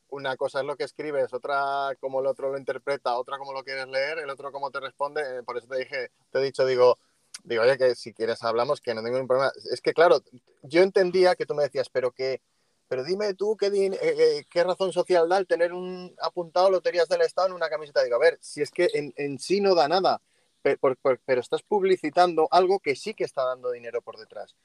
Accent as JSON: {"language": "Spanish", "region": "Catalonia", "country": "Spain", "moved": "yes", "said": "soy catalán y, y, estoy por fuera de España"}